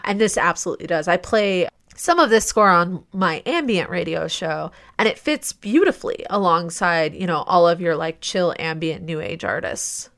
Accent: Midwest, United States; also born or lived in Ohio; as a Midwesterner, like, Detroit area

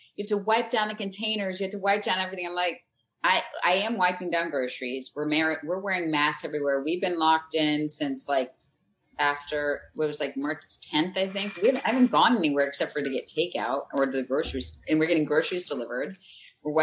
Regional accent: Florida, United States; now in North Carolina, United States; I grew up in Florida

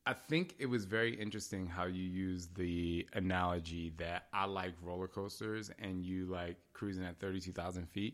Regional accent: New Jersey, United States; I'm from Jersey

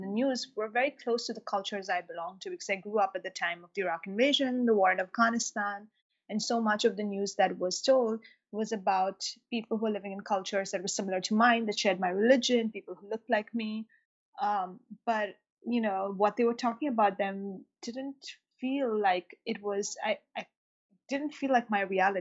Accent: Mumbai, Maharashtra, India; now in United States; I actually grew up in Mumbai in India

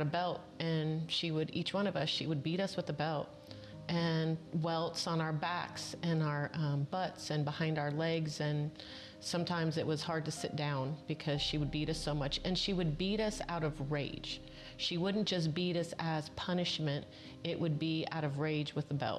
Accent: Southern California, United States; I was born and raised in Southern California

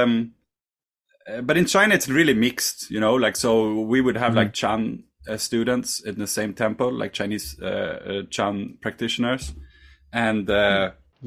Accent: Sweden; I'm from Sweden

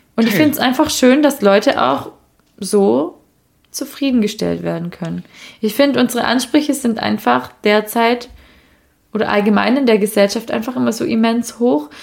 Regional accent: Swabia, Germany; moved away; ich bin ja gebürtige Schwäbin

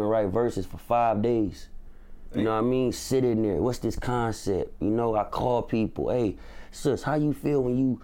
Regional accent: Bay Area, California, United States; I come from the Bay Area

